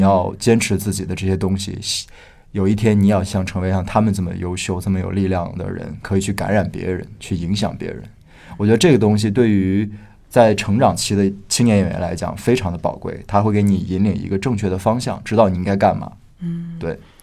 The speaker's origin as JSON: {"language": "Chinese", "region": "Northeast China", "country": "China", "said": "我是东北人"}